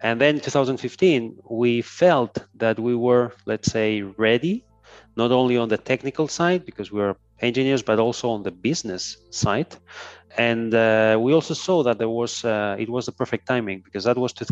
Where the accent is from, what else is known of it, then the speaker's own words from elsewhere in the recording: Ibiza, Balearic Islands, Spain; moved away; also born or lived in Barcelona; I was born in Ibiza, which is a small island in the Mediterranean Sea. Mm-hmm. So I've always been surrounded by the sea. Then I moved to Barcelona